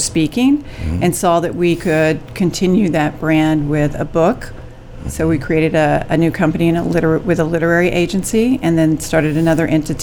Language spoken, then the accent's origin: English; San Angelo, Texas, United States; also born or lived in Dallas, United States; I'm from San Angelo